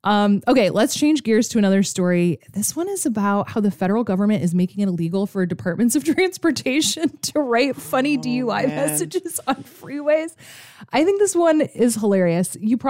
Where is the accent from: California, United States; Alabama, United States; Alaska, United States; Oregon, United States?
Alaska, United States; Fairbanks; moved away; as someone who grew up in Fairbanks, Alaska, a literal Arctic desert